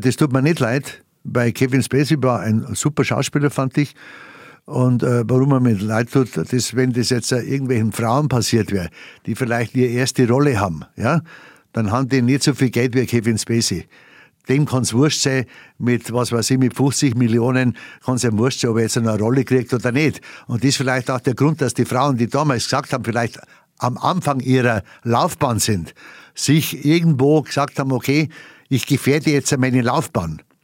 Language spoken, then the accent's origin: German; Bavaria, Germany; accent: Bavarian; first language Bavarian; meine Weltsprache ist meine Muttersprache. Und das ist die Bayerische